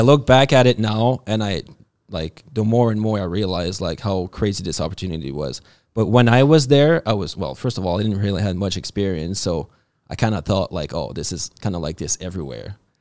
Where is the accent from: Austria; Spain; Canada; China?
Canada; New Brunswick; living life simple like we like to do out east, 'cause I'm from New Brunswick